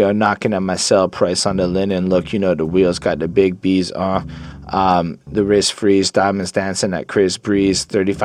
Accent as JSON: {"language": "English", "region": "Quebec", "country": "Canada", "said": "I'm from Quebec. On parle français ici"}